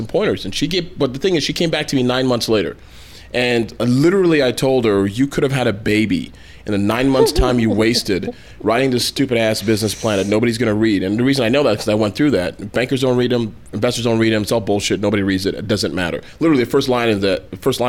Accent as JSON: {"language": "English", "town": "Toronto", "region": "Ontario", "country": "Canada", "tie": "born or raised there", "moved": "yes", "lives_now": "United States", "said": "I was born and raised in Toronto, Canada, to Nigerian parents"}